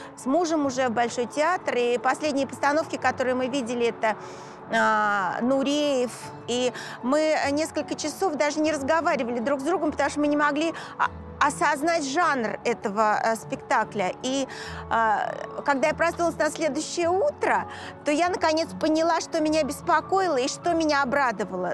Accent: Moscow, Russia; Я коренная москвичка

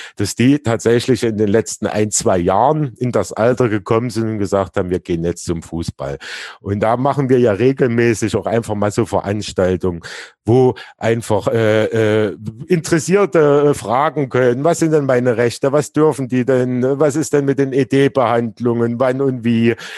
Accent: Leipzig, Saxony, Germany; ich komme ja ursprünglich aus Plagwitz, so relativ nah dann äh, äh, zu Leutsch

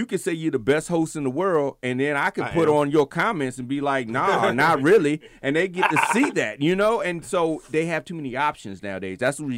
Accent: Virginia, United States; moved away; I came from Virginia.

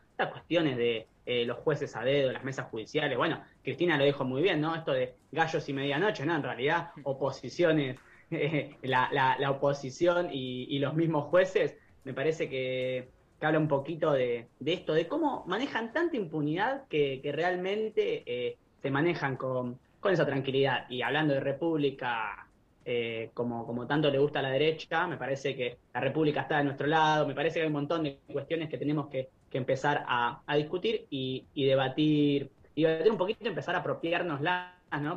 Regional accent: La Plata, Buenos Aires Province, Argentina; los, las y les que somos de La Plata

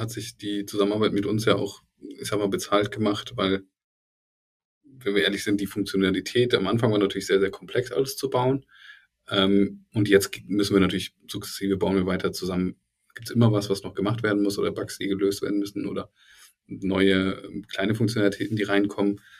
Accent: Bonn, North Rhine-Westphalia, Germany; Ja, ich bin Bonner.

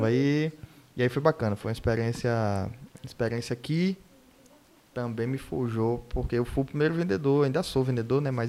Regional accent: Recife, Pernambuco, Brazil; born there; nasci em Recife, mas pô, eu sou...

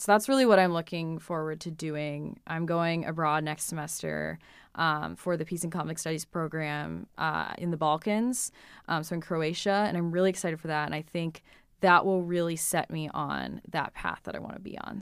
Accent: Hudson, New Hampshire, United States; I grew up in Hudson, New Hampshire, which is right on the southern border

